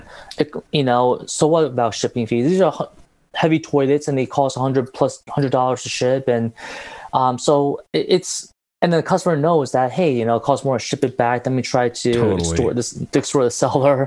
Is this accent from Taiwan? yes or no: yes; Taiwan; moved away; I was in my home country of Taiwan about 2 years ago, and I usually go back every year